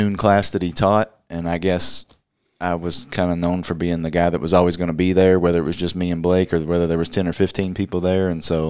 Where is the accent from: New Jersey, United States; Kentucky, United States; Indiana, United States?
Kentucky, United States; Louisville; Born and raised in Louisville.